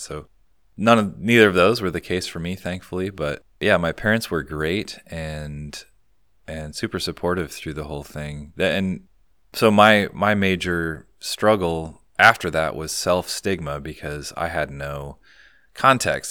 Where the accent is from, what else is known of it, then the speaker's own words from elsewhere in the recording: Ames, Iowa, United States; moved away as an adult; I'm from Ames, Iowa originally